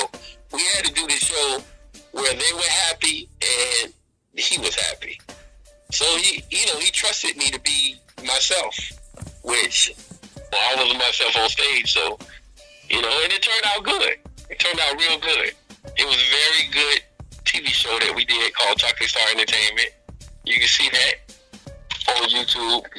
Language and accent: English; West Palm Beach, Florida, United States; West Palm Beach, 561 Florida. Shout out. That's my hometown